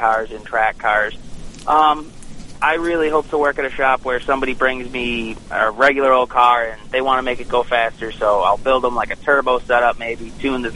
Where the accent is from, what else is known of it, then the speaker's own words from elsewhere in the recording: Buffalo, New York, United States; also born or lived in Alfred, New York; I am from Buffalo. I come home on most weekends from Alfred